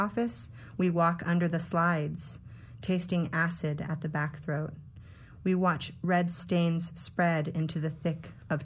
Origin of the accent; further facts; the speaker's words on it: Hollister, California, United States; I'm from Hollister